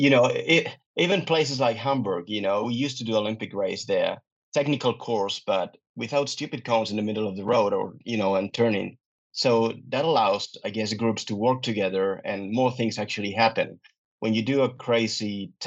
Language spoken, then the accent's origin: English; Pontevedra, Galicia, Spain; Pontevedra, which is my hometown